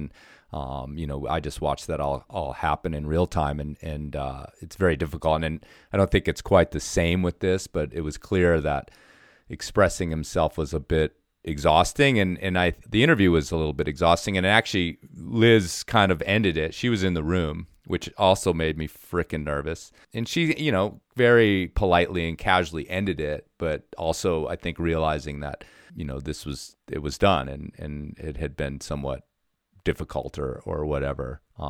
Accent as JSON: {"language": "English", "region": "Colorado", "country": "United States", "said": "when I first started climbing, one of my guys was Leighton Koehr because I was from Colorado."}